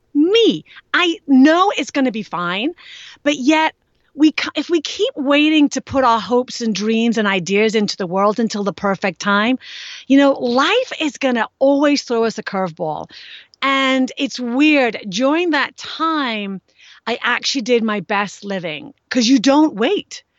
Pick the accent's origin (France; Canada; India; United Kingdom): United Kingdom; England; moved away; I grew up in England